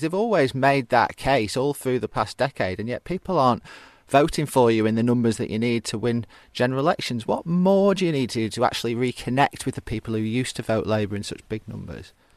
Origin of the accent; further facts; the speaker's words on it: Stockport, North West England, United Kingdom; we grew up in Stockport at the same time, although, as you've always told me, I grew up in the posh end